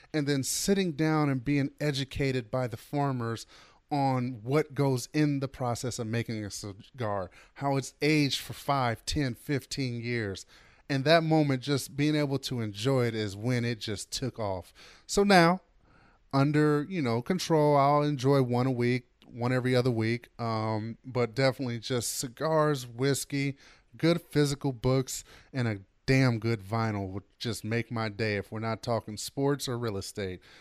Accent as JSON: {"language": "English", "town": "Oakland", "region": "California", "country": "United States", "tie": "born or raised there", "said": "as a kid growing up in Oakland"}